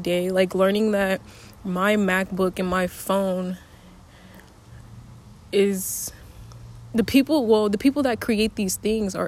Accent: United States; I'm an American

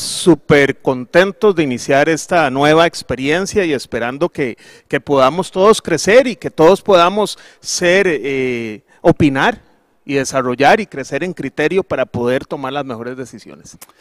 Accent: Costa Rica; nosotros como ticos

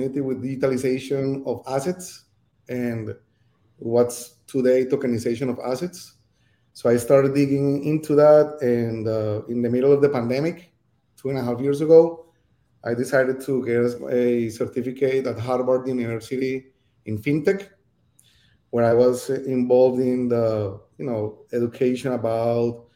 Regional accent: Cali, Valle del Cauca, Colombia; moved away as an adult; also born or lived in Bogota, Colombia; now in Miami, United States; I was born in Colombia, from Cali, Colombia

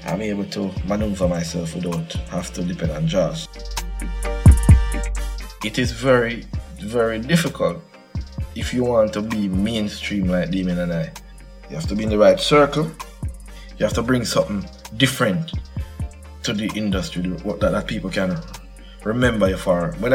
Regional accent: Saint Elizabeth, Jamaica; also born or lived in Kingston; I was born in St. Elizabeth.

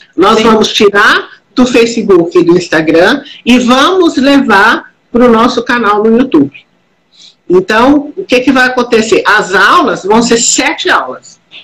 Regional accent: Minas Gerais, Brazil; Eu, eu venho de Minas Gerais

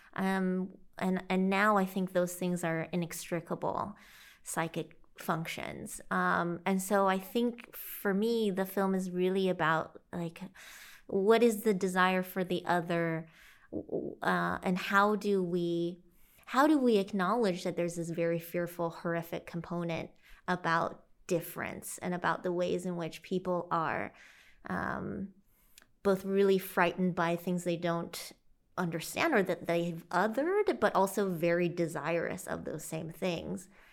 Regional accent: St. Louis, Illinois, United States; also born or lived in China / Carbondale, Illinois; I grew up in the Midwest of the U S, uh, Illinois, and eventually spent most of my time in, in Saint Louis and the surrounding areas there.

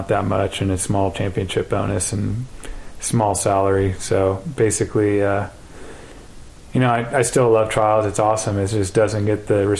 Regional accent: Northern California, United States; I grew up in NorCal

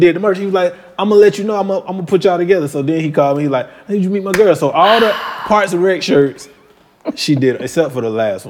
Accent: Albany, Georgia, United States; I'm from Albany.

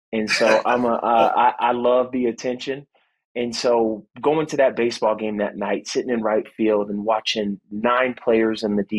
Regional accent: Fort Riley, Kansas, United States; born there; also born or lived in California; I was born in Fort Riley, Kansas. My parents ended up getting a divorce, so my mom and I moved back to California, lived with my grandparents for a couple of years

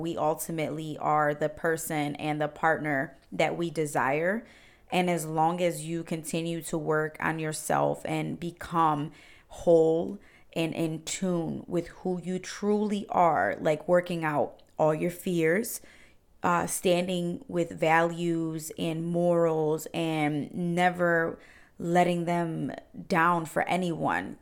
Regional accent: Cleveland, Ohio, United States; I was actually born and raised in Cleveland, Ohio. I've been here my whole life, uh, 28 years

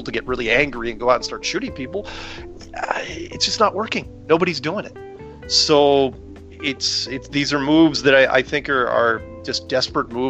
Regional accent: United States; I'm an American.

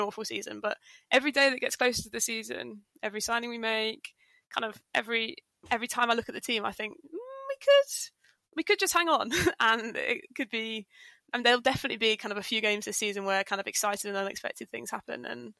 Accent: Nottingham, East Midlands, United Kingdom; moved away; So I am from Nottingham. Originally

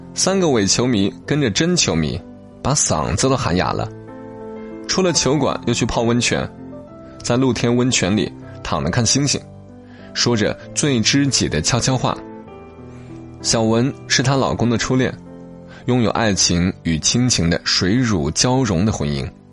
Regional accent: Hunan, China; 作者就叫刘小念，是我们湖南这边的一个写手。

